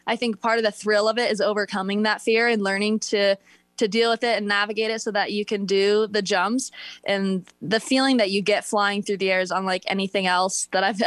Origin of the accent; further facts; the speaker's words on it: Northern Michigan, United States; growing up in Northern Michigan